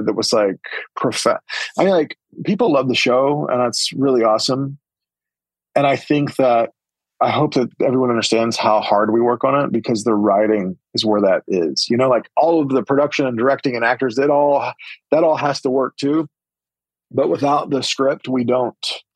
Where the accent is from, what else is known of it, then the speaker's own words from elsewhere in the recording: Holdenville, Oklahoma, United States; my hometown, Holdenville